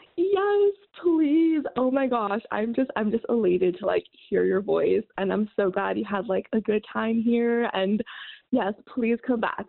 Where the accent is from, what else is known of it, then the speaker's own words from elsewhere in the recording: San Diego, California, United States; I am from San Diego